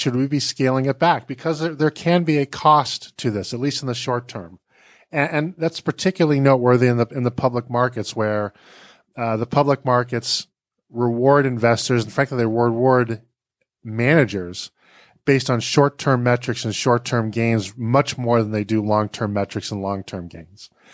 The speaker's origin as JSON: {"language": "English", "town": "Boston", "region": "Massachusetts", "country": "United States", "tie": "born or raised there", "said": "I grew up in Boston"}